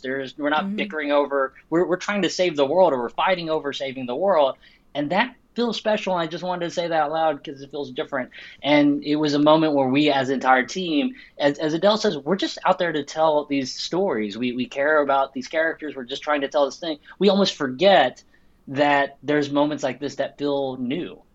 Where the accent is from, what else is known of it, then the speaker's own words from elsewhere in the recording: Arkansas, United States; I grew up in Arkansas